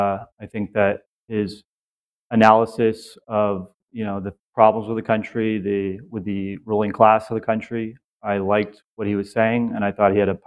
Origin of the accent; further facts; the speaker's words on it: Vermont, United States; moved away as an adult; also born or lived in New York; I grew up in Vermont.